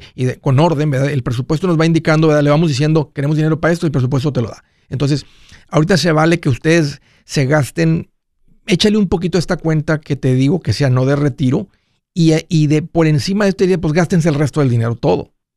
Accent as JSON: {"language": "Spanish", "region": "Tamaulipas", "country": "Mexico", "said": "los que somos de Tamaulipas"}